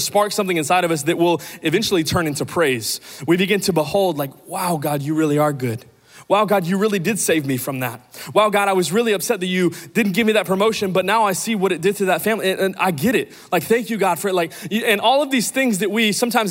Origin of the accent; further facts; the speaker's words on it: Amarillo, Texas, United States; moved away; also born or lived in Kansas / Dallas; I grew up in Amarillo, Texas